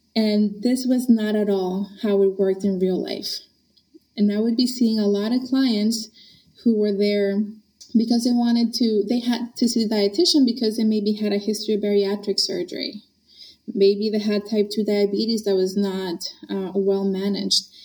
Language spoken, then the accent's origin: English; Honduras; also born or lived in Boston area, United States; now in Boston, United States; I grew up in Honduras, Central